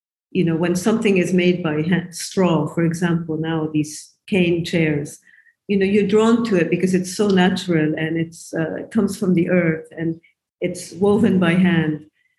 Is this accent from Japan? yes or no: yes; Japan; also born or lived in United States / United Kingdom; now in Beirut, Lebanon; So I'm a furniture designer, basically, and I moved to Beirut 22 years ago. I grew up in Japan, and I lived in America. I studied at the Rhode Island School of Design, and I worked in the UK before I moved to Lebanon 22 years ago.